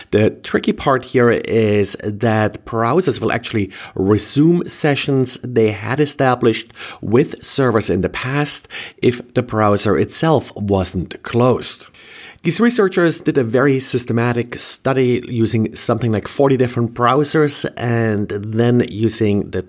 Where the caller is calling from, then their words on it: Jacksonville, Florida, United States; I am recording from Jacksonville, Florida.